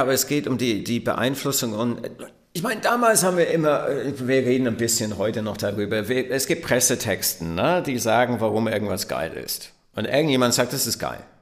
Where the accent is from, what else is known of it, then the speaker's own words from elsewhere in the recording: Southampton, South East England, United Kingdom; German is a second language; moved away; Ich bin groß geworden in Southampton, was eine Hafenstadt ist. Der Stadtteil, in dem ich aufgewachsen bin, heißt Woolston